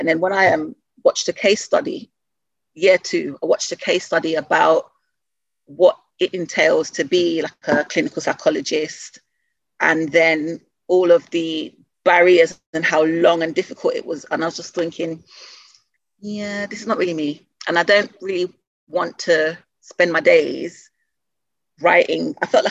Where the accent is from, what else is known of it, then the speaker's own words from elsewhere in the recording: London, United Kingdom; I grew up in Southeast London when I came to the UK.